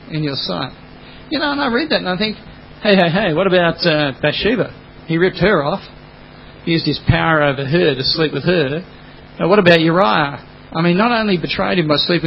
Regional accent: Australia; first language English; I'm just Australian.

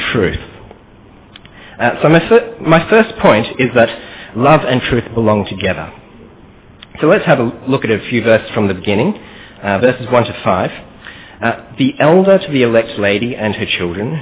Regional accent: Australia; accent: Australian; moved away as an adult; now in Kuala Lumpur, Malaysia; My parents are actually from KL itself as well, but I grew up in Australia

